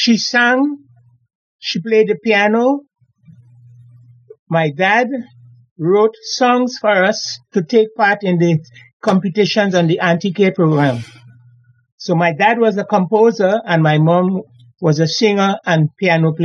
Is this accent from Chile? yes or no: no; Laventille, San Juan–Laventille, Trinidad & Tobago; I was born and I grew up in Laventille, Eastern Main Road, Laventille